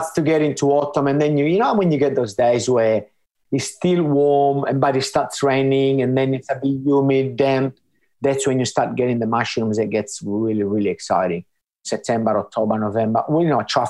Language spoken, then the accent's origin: English; Sardinia, Italy; moved away as an adult; now in Australia; I grew up in a small village